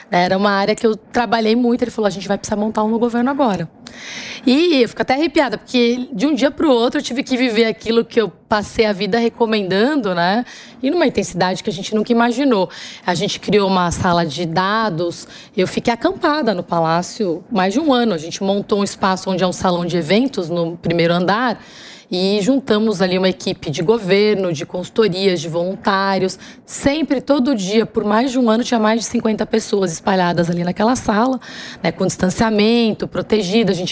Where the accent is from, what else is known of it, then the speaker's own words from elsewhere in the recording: São Paulo, Brazil; born there; Bom, eu nasci na Vila das Belezas, no Campo Limpo.